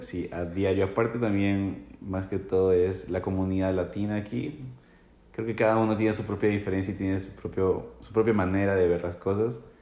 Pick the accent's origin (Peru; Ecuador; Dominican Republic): Ecuador; moved away as an adult; also born or lived in Toronto, Canada; now in Canada; el ecuatoriano